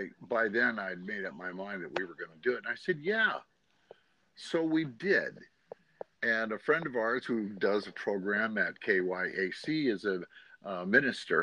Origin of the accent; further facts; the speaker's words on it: Pennsylvania, United States; now in Oregon, United States; I'm originally from Pennsylvania